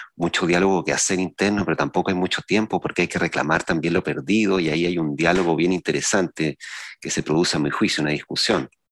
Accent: San Antonio, Valparaíso, Chile; los que veníamos de San Antonio

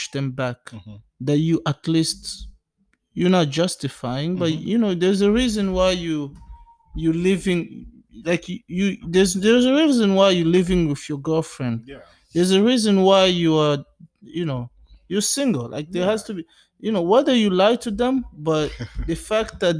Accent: DR Congo; now in United States; we are from the Democratic Republic of Congo, from Africa

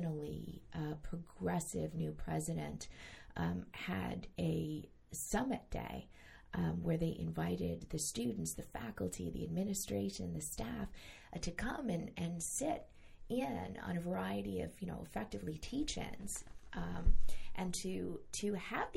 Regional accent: New York, United States; now in Central Florida, United States; I grew up in New York State

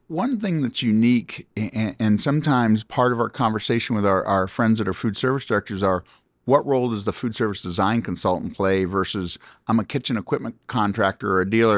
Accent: Pickerington, Ohio, United States; moved away; We were just in my hometown of Pickerington, Ohio

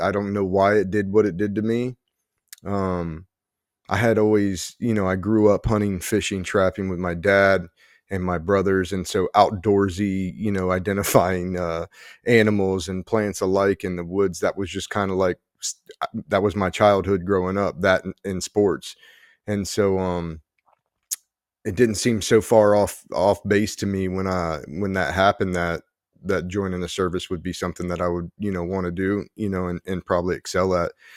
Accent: New Jersey, United States; there's people from, like, Jersey, there's people from my hometown

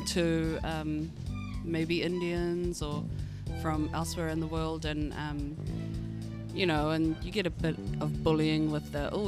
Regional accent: Auckland, New Zealand; I was born and raised in Auckland

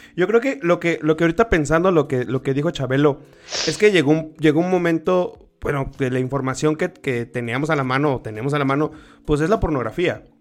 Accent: Tabasco, Mexico; now in Querétaro, Mexico; aquí en Querétaro, yo soy de Tabasco, pero estoy en Querétaro

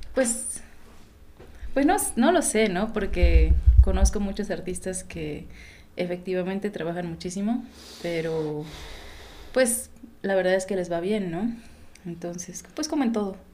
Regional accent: Oaxaca, Mexico; nací y crecí aquí, aunque de repente mis documentos dicen otra cosa

